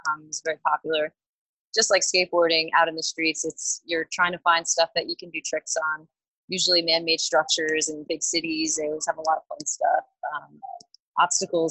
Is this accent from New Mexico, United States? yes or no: no; Long Island, New York, United States; also born or lived in Queens; I'd spend weekends with my dad in Queens, but I grew up on Long Island with my mom.